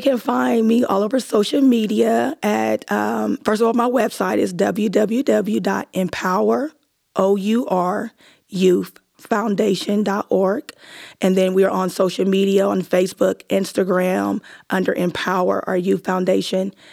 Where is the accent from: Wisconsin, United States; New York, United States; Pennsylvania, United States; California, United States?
Pennsylvania, United States; Erie; now in Columbus, United States; It was my hometown where I grew up